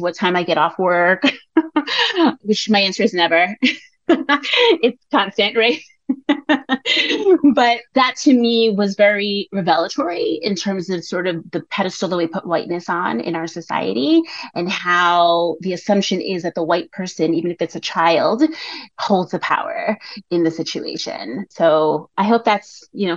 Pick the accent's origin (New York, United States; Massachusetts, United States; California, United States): New York, United States; first language English and Spanish; I was raised in New York and I was raised bilingually. So I am a native English and Spanish speaker